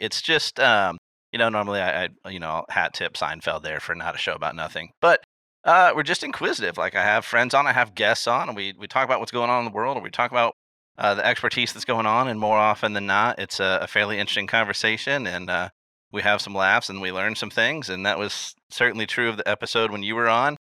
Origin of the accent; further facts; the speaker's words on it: Illinois, United States; I was born in Illinois